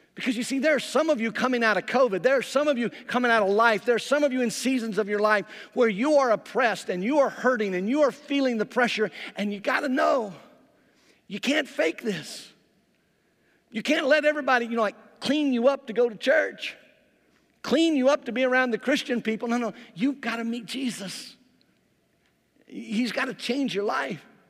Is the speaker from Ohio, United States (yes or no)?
no; Mississippi, United States; I grew up in Mississippi